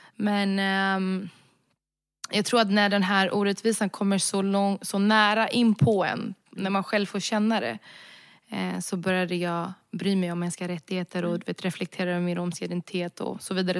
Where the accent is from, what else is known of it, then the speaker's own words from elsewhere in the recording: Sweden; also born or lived in Budapest; Jag är svensk. Jag är född och vuxen i Sverige, jag är svensk.